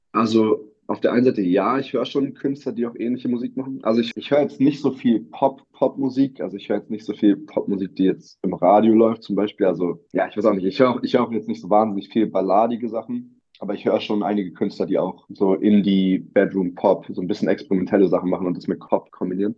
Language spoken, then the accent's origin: German; Berlin, Germany; Berlin meine Heimatstadt ist